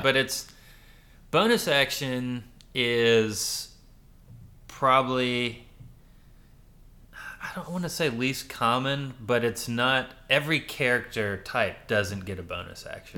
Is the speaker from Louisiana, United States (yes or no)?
yes; Louisiana, United States; moved away; also born or lived in Rochester, New York / New York City; I grew up in Louisiana, but I lived in Rochester, New York before that till I was, like, six.